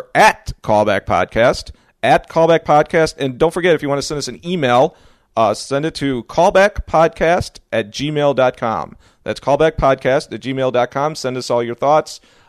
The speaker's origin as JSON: {"language": "English", "town": "Chicago", "region": "Illinois", "country": "United States", "said": "I'm from Chicago"}